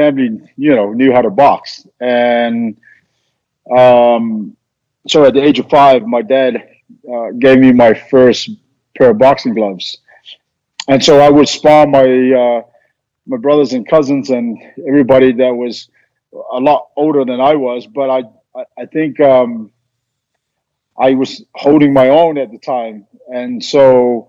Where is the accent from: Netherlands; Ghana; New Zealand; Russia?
New Zealand; Auckland; We were raised in Auckland